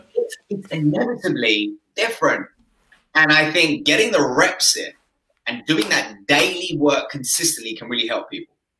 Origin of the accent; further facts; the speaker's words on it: Essex, East of England, United Kingdom; where I grew up in Essex